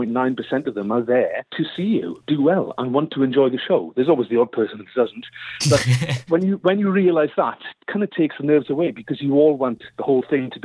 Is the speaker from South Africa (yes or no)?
no; Wales, United Kingdom; I just thought everybody could sing. Like, you know, I'm Welsh. I mean, everybody does down there, you know.